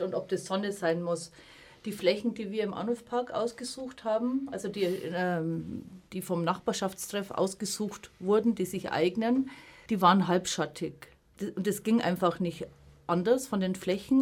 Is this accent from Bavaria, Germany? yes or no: yes; Upper Palatinate, Bavaria, Germany; now in Munich, Germany; ich komme aus der Oberpfalz auf dem Grundstück meiner Großeltern habe ich auch große Blühstreifen angelegt